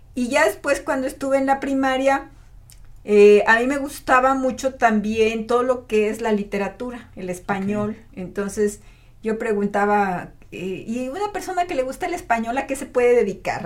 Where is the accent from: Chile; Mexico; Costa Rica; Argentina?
Mexico; Matehuala, San Luis Potosí; also born or lived in Monterrey, Nuevo León; ya a los cuatro años, que yo tenga cuatro años, mis papás se vienen a Matehuala y no, pues para mí fue maravillosa mi infancia en Matehuala